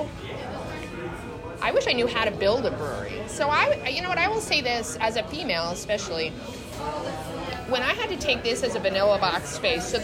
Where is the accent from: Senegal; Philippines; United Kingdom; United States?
United States; New York; now in Yulee, United States; I'm originally from New York.